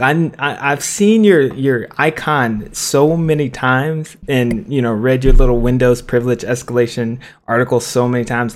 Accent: Cincinnati, Ohio, United States; I'm from Cincinnati, I'm from the city

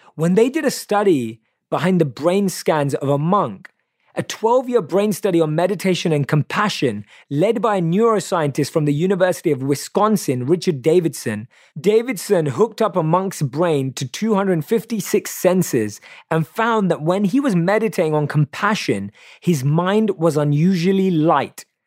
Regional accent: London, United Kingdom; I was born and raised in London, obviously you can tell by my accent

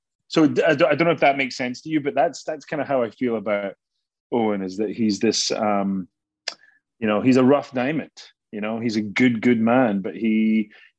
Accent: Scotland, United Kingdom; moved away; I'm Scottish

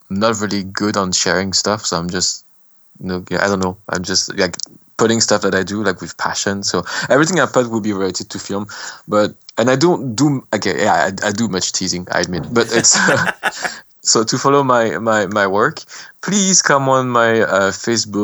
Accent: France; accent: French; English is a second language; also born or lived in Cambodia; my French accent

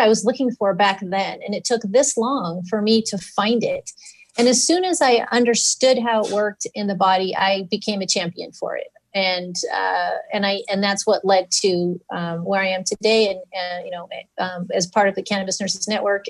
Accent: Burbank, California, United States; I was raised in Burbank, California, just outside of Los Angeles.

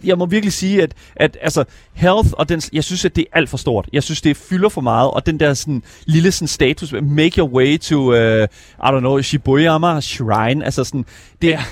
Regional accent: Horsens, Central Denmark Region, Denmark; jeg er selv fra Horsens

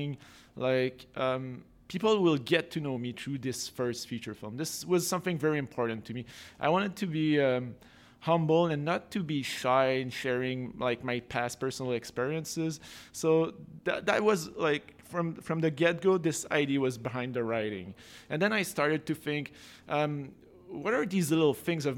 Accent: Napierville, Quebec, Canada; moved away as an adult; now in Montreal, Canada; I grew up in this very small hometown. My hometown is Napierville, Quebec.

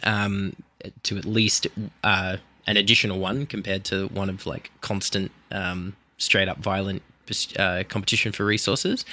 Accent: Australia; I'm an Australian, so I come from a high agreeability culture as well

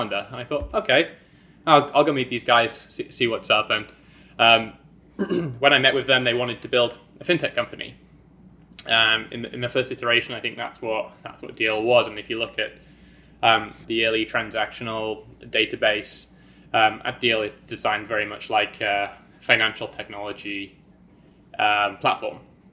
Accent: County Durham, North East England, United Kingdom; moved away as an adult; also born or lived in London / New York; I am a Brit. I grew up in County Durham on a farm

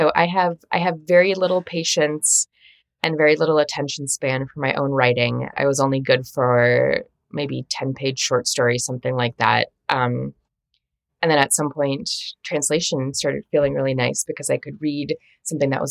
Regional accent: Minnesota, United States; I grew up in Minnesota

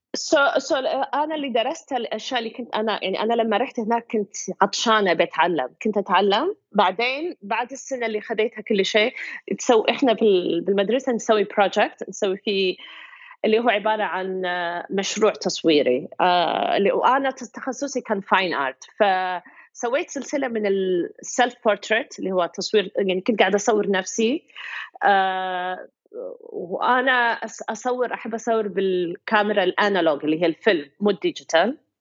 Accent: Kuwait; moved away as an adult; now in United States; عندك اكسنت انا من الكويت

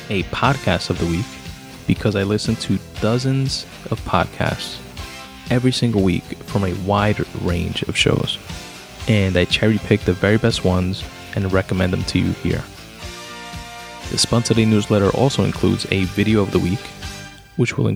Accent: New York City, New York, United States; I was born in Brooklyn, grew up in Queens

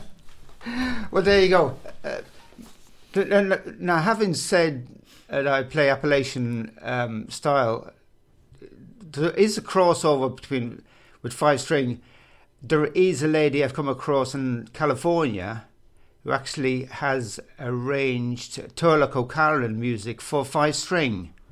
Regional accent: Drogheda, County Louth, Ireland; now in London, United Kingdom; I'm from Drogheda

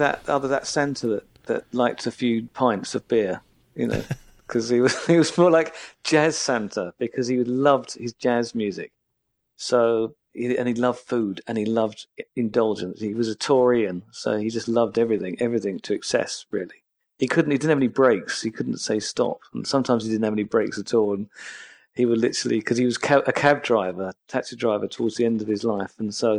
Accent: England, United Kingdom; As an English person, you just think this is heaven, actually, weather-wise.

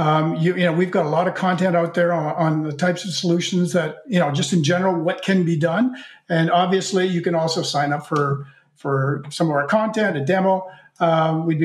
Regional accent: Canada; I'm Canadian

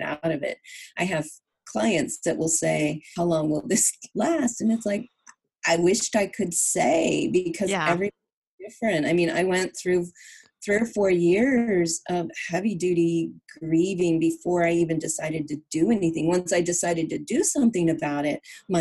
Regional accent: California, United States; moved away as an adult; also born or lived in Virginia; I was born and raised in California, but I lived in Virginia for 10 years

